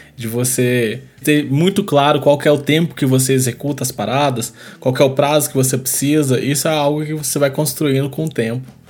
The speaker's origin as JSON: {"language": "Portuguese", "country": "Brazil", "said": "a nossa cultura, né, como brasileiro"}